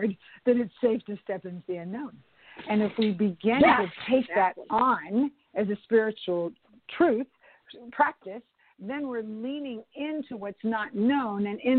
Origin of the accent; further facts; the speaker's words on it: Bay Area, California, United States; now in Los Angeles, United States; I moved to Los Angeles. I was from the Bay Area.